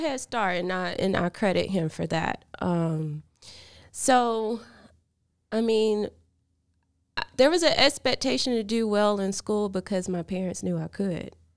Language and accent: English; Vernon, Alabama, United States; also born or lived in Sulligent, Alabama; now in Birmingham, United States; I grew up in Lamar County.